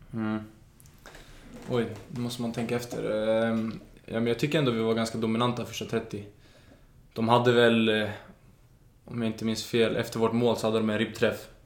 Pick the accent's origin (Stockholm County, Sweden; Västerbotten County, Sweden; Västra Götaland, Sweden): Stockholm County, Sweden; Solna; also born or lived in Danderyd; Danderyds sjukhus, men jag är uppvuxen i Solna